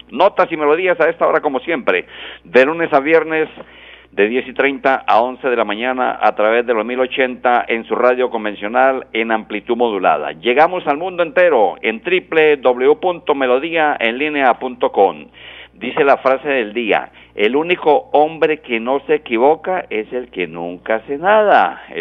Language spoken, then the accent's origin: Spanish; Pamplona, Norte de Santander, Colombia; moved away; Pamplona, mi pueblo querido